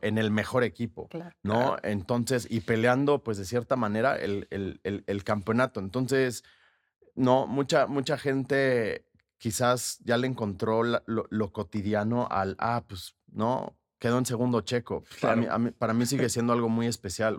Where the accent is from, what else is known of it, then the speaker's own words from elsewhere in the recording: Mexico; como mexicanos somos muy pasionales